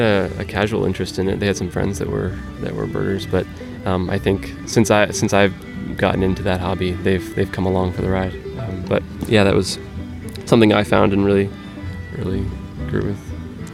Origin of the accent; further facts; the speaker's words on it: Pennsylvania, United States; I'm from Pennsylvania